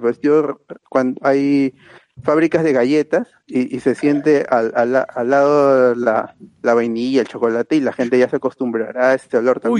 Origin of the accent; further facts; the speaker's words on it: Lima, Peru; la mayoría, bueno, casi la mayoría somos de, de Lima Norte